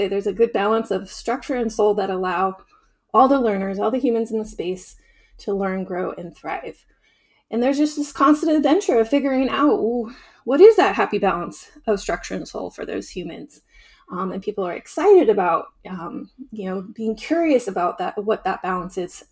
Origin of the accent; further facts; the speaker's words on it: Southern Oregon, United States; moved away as an adult; growing up in this region